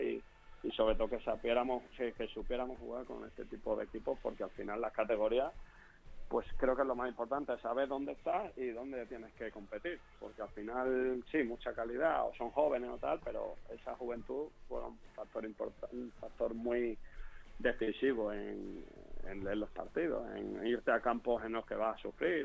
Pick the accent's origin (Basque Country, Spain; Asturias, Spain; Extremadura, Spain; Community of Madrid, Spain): Extremadura, Spain; accent: Extremaduran; moved away as an adult; also born or lived in Leganés; allí en mi pueblo de Elena